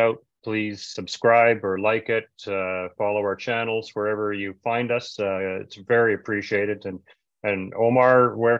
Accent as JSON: {"language": "English", "country": "Canada", "said": "Even in Canada, we were used to that because we're watching American TV."}